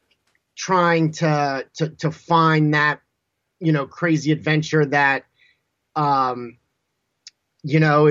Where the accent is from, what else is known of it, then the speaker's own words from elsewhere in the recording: Southern California, United States; I grew up in Southern California